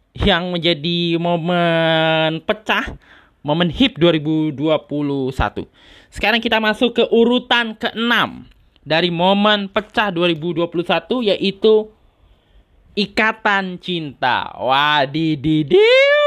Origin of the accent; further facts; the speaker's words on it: Tangerang, Banten, Indonesia; asal daerah gua, Kota Tangerang